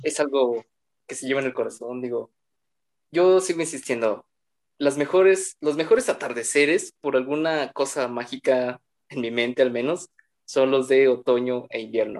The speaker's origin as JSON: {"language": "Spanish", "region": "State of Mexico", "country": "Mexico", "said": "somos del Estado de México"}